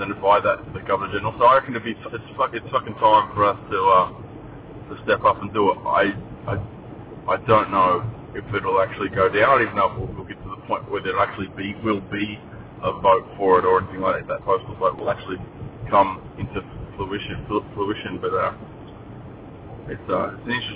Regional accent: Gold Coast, Queensland, Australia; When I moved to the Gold Coast, my school was 97% blonde hair, blue eyed.

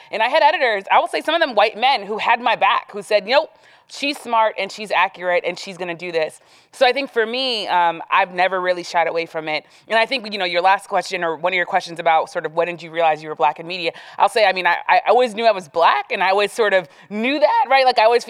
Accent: Miami, Florida, United States; moved away; I grew up in Miami. I grew up literally across the street from one of his high schools.

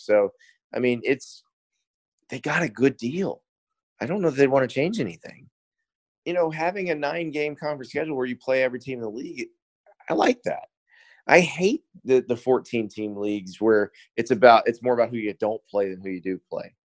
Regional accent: Florida, United States; also born or lived in Columbia, South Carolina; I'm from Columbia originally. We moved to Florida when I was seven

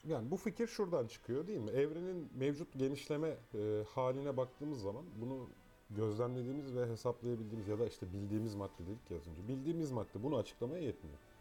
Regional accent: Eskişehir, Turkey; now in Istanbul, Turkey; ben de Eskişehirliyim

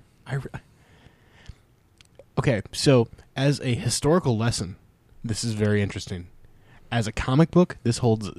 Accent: United States; so as an American

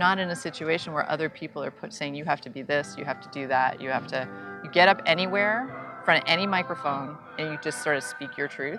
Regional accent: New York City, New York, United States; I grew up in New York City

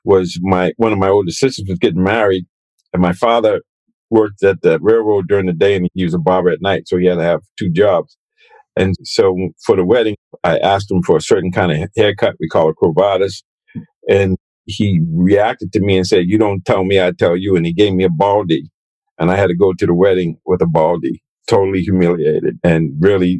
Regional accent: Boston, Massachusetts, United States; growing up in Boston, being Black, African American

